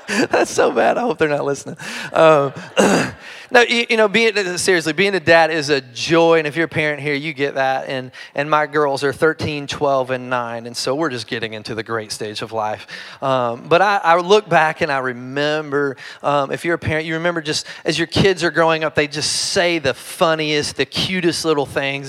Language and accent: English; Kentucky, United States; I'm just from Kentucky